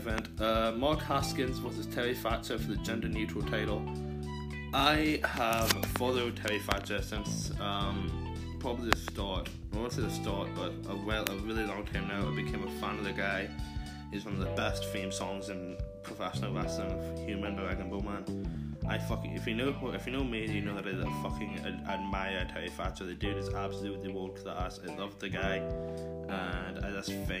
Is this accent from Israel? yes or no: no; Ireland; I'm Irish, and I'm proud, proud, proud to be Irish